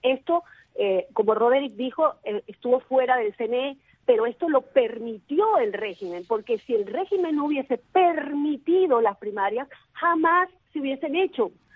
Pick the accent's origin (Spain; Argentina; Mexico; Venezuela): Venezuela; como venezolana